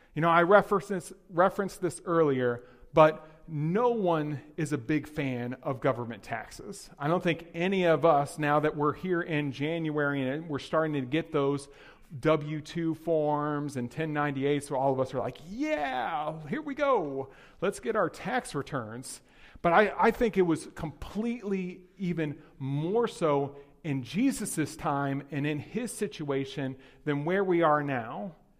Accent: Texas, United States; moved away; also born or lived in Hyde Park; I'm from Texas

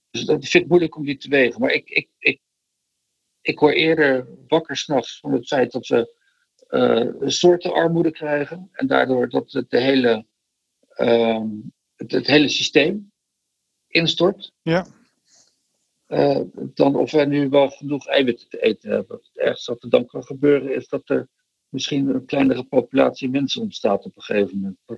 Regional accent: Rotterdam, South Holland, Netherlands; also born or lived in Delft; in Delft geboren, maar eh, ik ben wel getogen in Rotterdam.

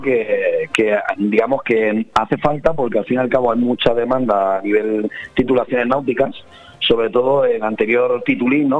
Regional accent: Benidorm, Valencian Community, Spain; me crié en Benidorm

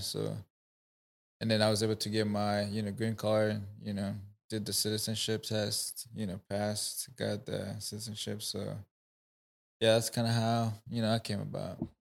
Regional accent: Rwanda; first language Kinyarwanda; English is a second language; moved away as an adult; now in United States; I'm from Rwanda, East Africa. Um, I've been in the U S for now nine years.

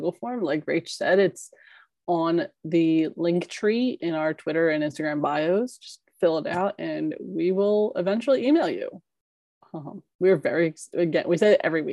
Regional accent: Philadelphia, Pennsylvania, United States; accent: Philly; my Philly accent

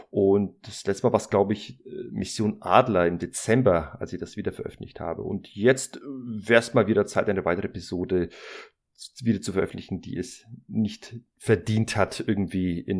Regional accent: Hesse, Germany; Hallo, ich komme aus Hessen.

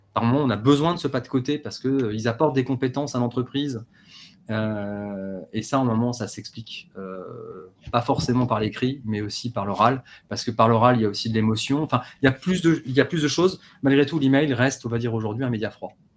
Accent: Paris, Île-de-France, France; je suis parisien

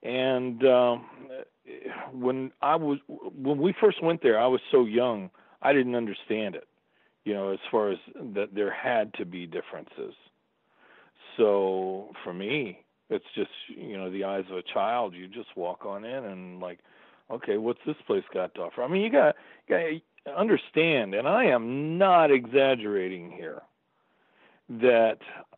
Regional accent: Staten Island, New York, United States; also born or lived in Florida; And then we moved to Staten Island when I was six. And, I've always said my formative years, or a lot of my formative years, were in New York because … came over when I was living there.

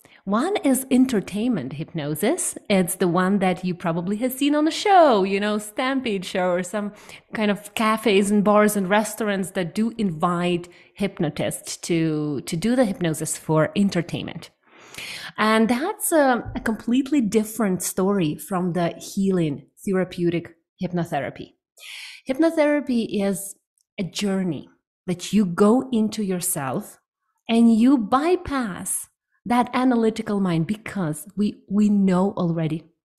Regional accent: Ukraine; now in Canada; 7 years ago, I moved to Canada from Ukraine, and it has been one of the most transformational experiences for me, learning, diving deep into the different country, different culture

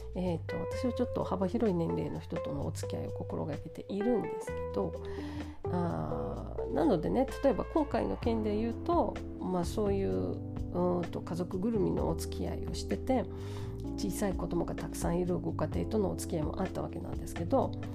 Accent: São Paulo, Brazil; moved away; 私の地元サンパウロ

